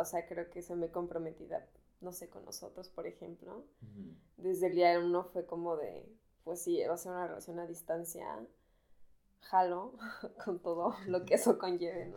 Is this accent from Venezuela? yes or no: no; Mexico; moved away as an adult; now in Berlin, Germany; Yo soy mexicana